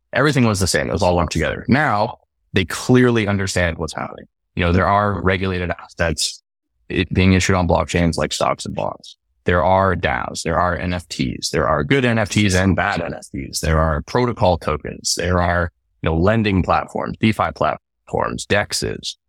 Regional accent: Canada; So I'm originally from Canada

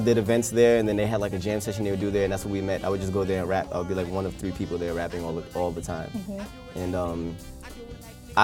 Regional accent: New York City, New York, United States; I'm right from Bed-Stuy.

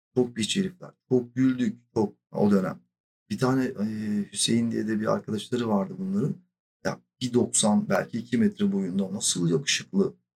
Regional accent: Silifke, Mersin, Turkey; born or raised there; now in Istanbul, Turkey

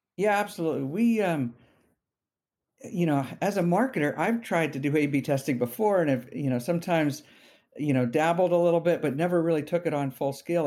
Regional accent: Bay Area, California, United States; I'm a, uh, you know, somewhat rare Bay Area native, born here and, and grew up here

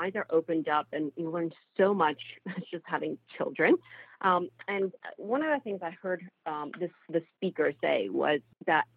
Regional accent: Egypt; now in Canada; I was actually born and raised in Egypt before I immigrated to Canada sometime in the 90s

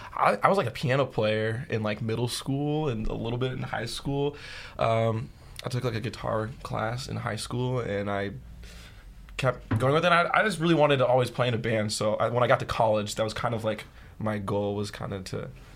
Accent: Columbia, Missouri, United States; I'm from Columbia.

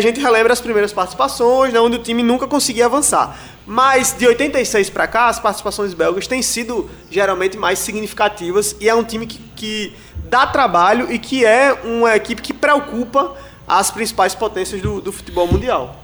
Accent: Brazil; a gente, especialmente como brasileiros

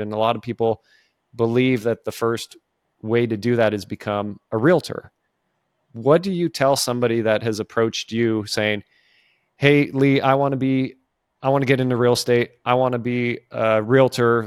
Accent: California, United States; now in the South, United States; I grew up in California

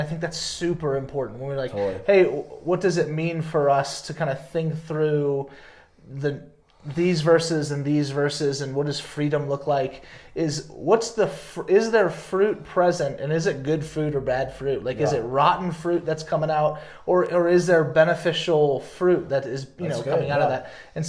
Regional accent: the South, United States; You know, I grew up in the South, you know, and there's a certain like, and especially like different parts of the Deep South

